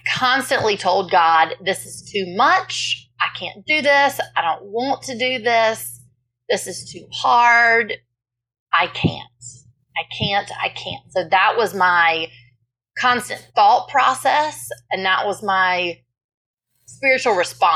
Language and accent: English; South Carolina, United States; I was born and raised in South Carolina